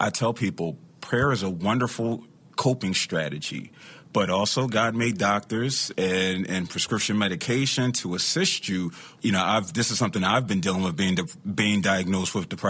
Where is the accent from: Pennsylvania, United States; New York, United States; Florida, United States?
Pennsylvania, United States; Philadelphia; I'm from Philadelphia